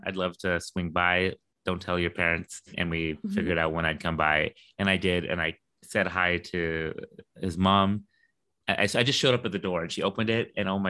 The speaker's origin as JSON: {"language": "English", "region": "London", "country": "United Kingdom", "tie": "born or raised there", "said": "Like I'm from London. I was born there. Mm-hmm. I grew up there. I went to school there. I lived more than half my life there."}